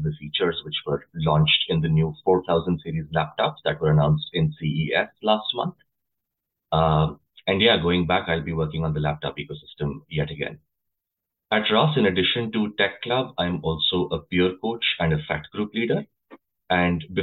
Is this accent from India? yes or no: yes; India; moved away as an adult; now in United States; I come from India originally.